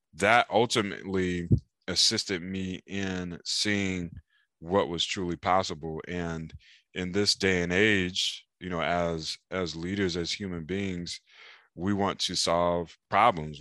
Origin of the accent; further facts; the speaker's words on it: Raleigh, North Carolina, United States; now in San Diego, United States; I'm from Raleigh, North Carolina. and as a kid in Raleigh, I was playing video games, riding bicycles